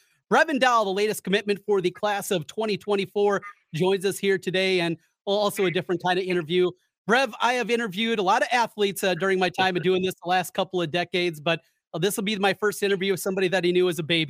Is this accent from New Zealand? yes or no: no; Osage, Iowa, United States; We grew up in Osage together, same with your dad.